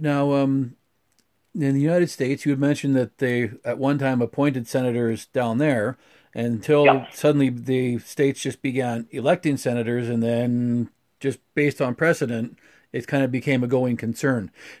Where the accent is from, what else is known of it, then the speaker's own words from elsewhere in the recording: the Prairies, Canada; as a Canadian, especially as a Western Canadian. I mean, I've born and raised in the prairies